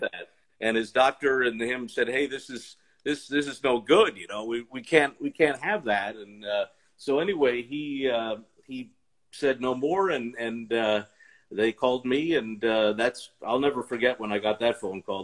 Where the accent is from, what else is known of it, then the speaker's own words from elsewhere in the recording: Baltimore, Maryland, United States; I grew up in the Baltimore area.